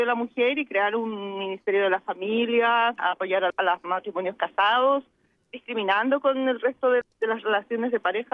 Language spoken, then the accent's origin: Spanish; Chile; como chilenos